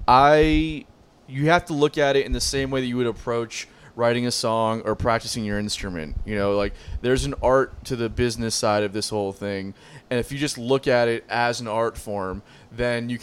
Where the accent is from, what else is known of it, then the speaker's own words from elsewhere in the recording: Miami, Florida, United States; moved away; more like Miami, Fort Lauderdale area